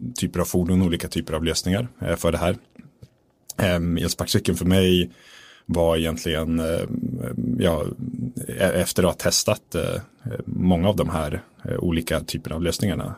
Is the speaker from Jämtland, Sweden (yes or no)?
yes; Östersund, Jämtland, Sweden; jag är född i Östersund mm. uppe i Jämtland